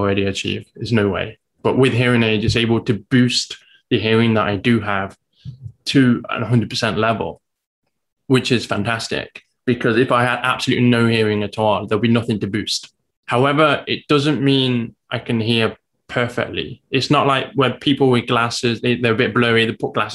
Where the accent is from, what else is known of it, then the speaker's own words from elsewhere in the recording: England, United Kingdom; now in Taiwan; As you may guess from my accent, I'm from England.